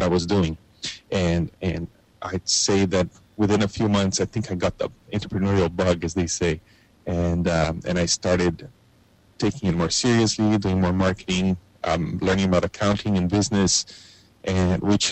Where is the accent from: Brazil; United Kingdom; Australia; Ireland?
Brazil; now in Canada; I grew up in Brazil in the 1980s.